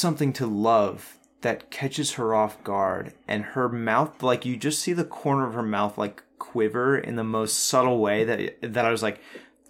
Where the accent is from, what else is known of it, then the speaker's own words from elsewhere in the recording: United States; being an American watching it in England with an English audience, as an American